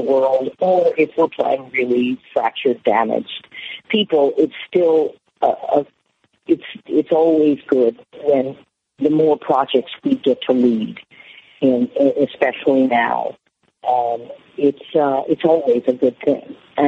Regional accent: Algiers, Louisiana, United States; I grew up in Algiers. I grew up in the suburbs.

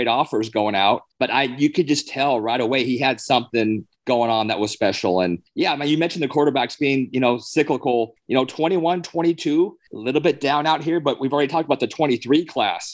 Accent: Hawaii, United States; I'm from Hawaii, right? My mom's one of nine kids.

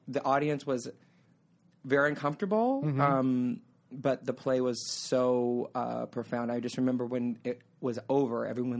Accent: California, United States; moved away as an adult; now in New York, United States; I'm from California. I'm super beachy

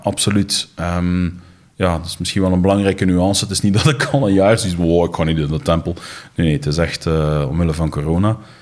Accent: Flanders, Belgium; ze verwijzen naar ons als Belgen, maar eigenlijk bedoelen ze dan de Vlamingen

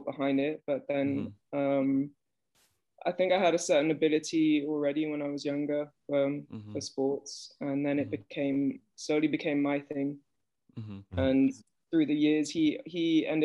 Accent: Belgium; I was born in Belgium, and I've basically lived in Belgium most of my life.

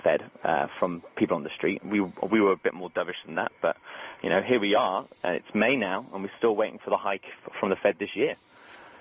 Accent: Birmingham, West Midlands, United Kingdom; I'm from Birmingham, so I'm an Aston Villa fan

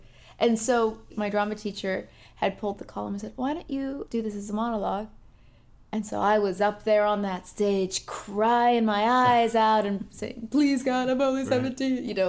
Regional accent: Northern California, United States; moved away as an adult; also born or lived in New York / Los Angeles; I grew up in Northern California, and my mom is a vegan chef. My father's a fireman in San Francisco.

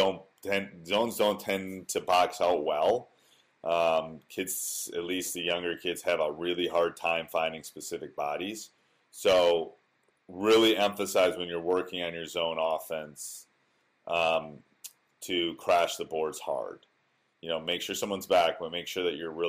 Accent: Wisconsin, United States; born or raised there

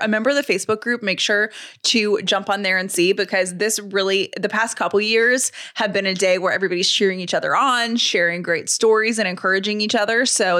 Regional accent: the South, United States; which as a Southerner, I totally understand, you know, the parallel parking stress.

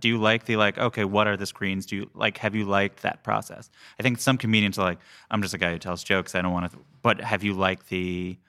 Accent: Long Island, New York, United States; So I grew up in Long Island, which has a lot of Italian Americans there.

